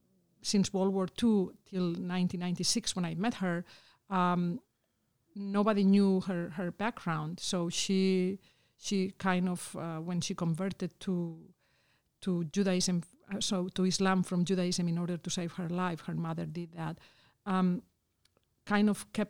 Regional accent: Spain; moved away; I was from Spain

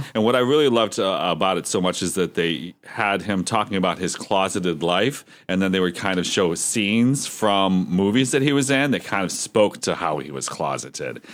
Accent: Erie, Pennsylvania, United States; my hometown of Erie, P

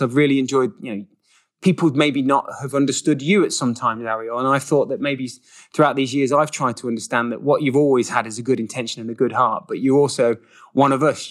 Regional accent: England, United Kingdom; moved away as an adult; also born or lived in Switzerland; now in United States; another English person here in America

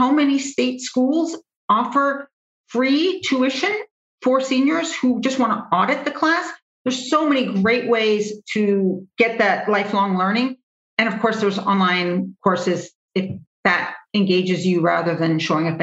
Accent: Midwest, United States; as a Midwesterner

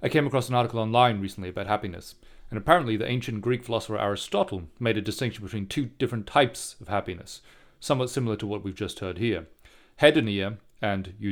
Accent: Singapore; I grew up in Singapore

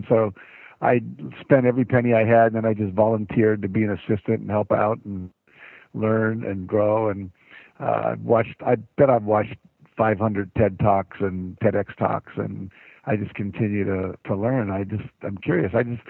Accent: West Virginia, United States; I grew up in West Virginia, it would snow in the winter

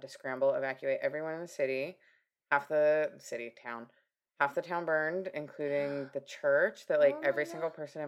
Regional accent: Washington, United States; moved away; also born or lived in Pateros, Washington; I'm from Washington State.

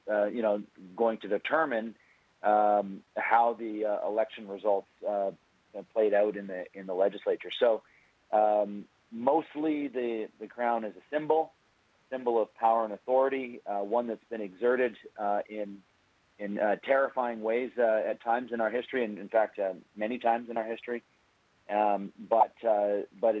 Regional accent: British Columbia, Canada

